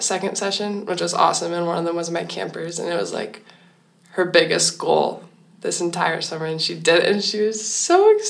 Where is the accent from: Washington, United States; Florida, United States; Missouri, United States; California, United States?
Washington, United States; Seattle; I'm from Seattle.